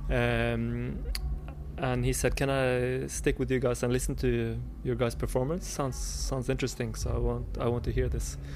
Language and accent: English; Bergen, Vestland, Norway; I need uh, to have band members in my hometown.